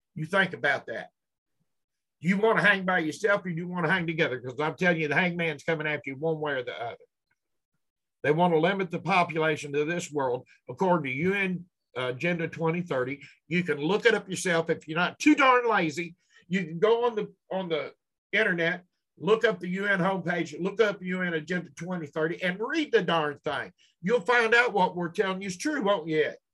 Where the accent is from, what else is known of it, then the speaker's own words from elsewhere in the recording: Louisville, Kentucky, United States; Louisville, my hometown.